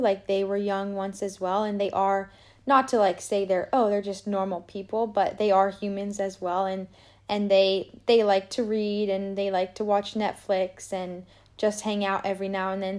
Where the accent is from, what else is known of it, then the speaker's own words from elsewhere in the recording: Boulder, Colorado, United States; now in Grand Junction, United States; my parents live in boulder colorado